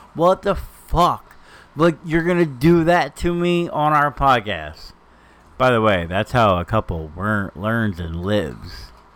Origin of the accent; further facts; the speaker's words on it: New Jersey, United States; we're from Jersey.